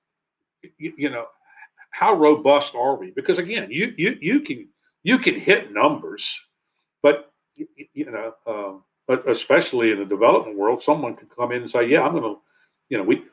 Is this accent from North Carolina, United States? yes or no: yes; North Carolina, United States; I grew up in North Carolina, it might've been somebody I went to high school